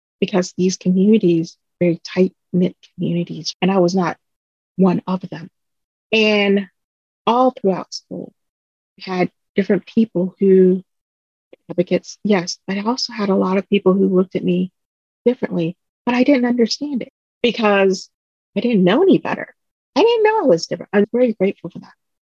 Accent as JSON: {"language": "English", "town": "Concord", "region": "North Carolina", "country": "United States", "tie": "born or raised there", "also_born_or_lived": "Vietnam", "second_language": "English", "said": "I came to Concord, North Carolina, which is a small community right next door to Charlotte, North Carolina"}